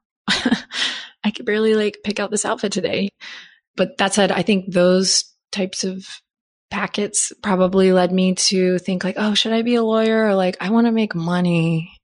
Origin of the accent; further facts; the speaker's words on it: Austin, Texas, United States; here in my hometown now